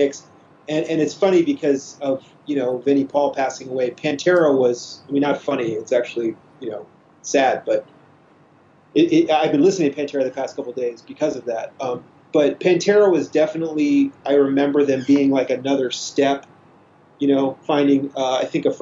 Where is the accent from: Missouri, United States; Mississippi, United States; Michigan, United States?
Missouri, United States; Kansas City; I'm from Kansas City, suburb of Kansas City, Missouri.